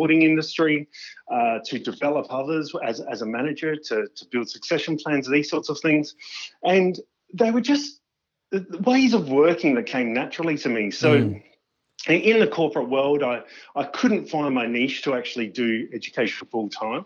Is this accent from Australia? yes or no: yes; Crafers, South Australia, Australia; I grew up in a nice little humble place in the Adelaide Hills called Crafers